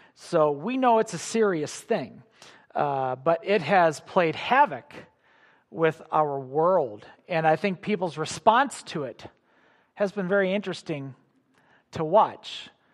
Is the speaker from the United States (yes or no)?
yes; Illinois near Chicago, United States; I grew up in Illinois near Chicago